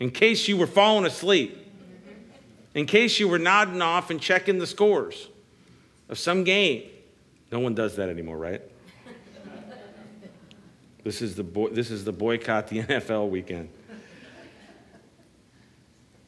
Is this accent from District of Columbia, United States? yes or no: yes; Washington, District of Columbia, United States; I'm from the Washington, D.C. area, and we would actually take field trips to the Smithsonian